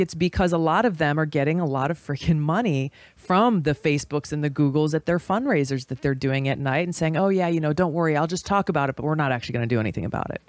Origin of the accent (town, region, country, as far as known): Hawaii, United States